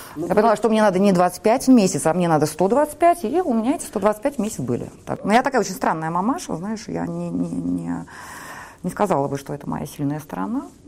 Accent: Saint Petersburg, Russia; я выросла в Петербурге

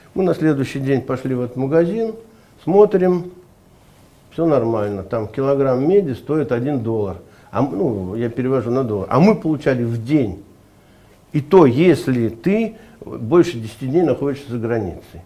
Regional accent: Ufa, Bashkortostan, Russia; now in Moscow, Russia; я родился в Башкирии, в Уфе

